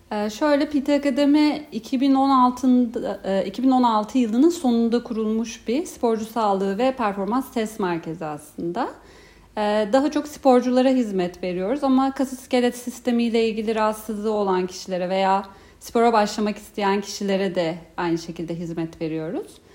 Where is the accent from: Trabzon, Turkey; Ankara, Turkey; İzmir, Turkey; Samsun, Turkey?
Ankara, Turkey; moved away as an adult; now in Istanbul, Turkey; aslında Ankaralıyım. İstanbul'da 5. yılım.